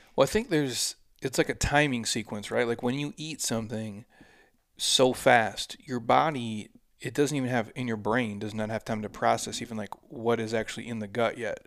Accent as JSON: {"language": "English", "region": "Midwest", "country": "United States", "tie": "born or raised there", "said": "I grew up in the Midwest"}